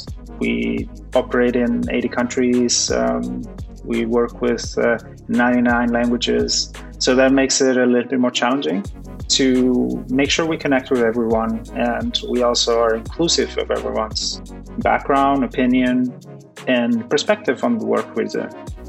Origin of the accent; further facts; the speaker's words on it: Galicia, Spain; also born or lived in Brooklyn, New York; now in New York, United States; I live in Brooklyn, New York, but I'm originally from Galicia, Spain.